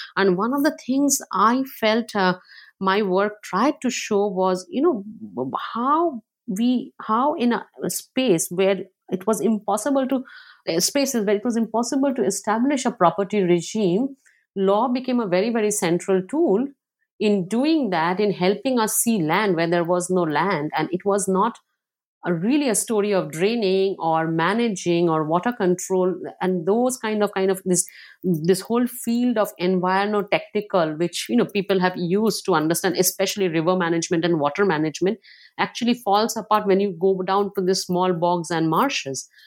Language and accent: English; Kolkata, West Bengal, India; also born or lived in coal fields state outside Calcutta; now in Philadelphia, United States; I grew up partly in Calcutta. Like, I was born in, uh, in a state outside of Calcutta in the coal fields, extremely dry place. And then we moved to Calcutta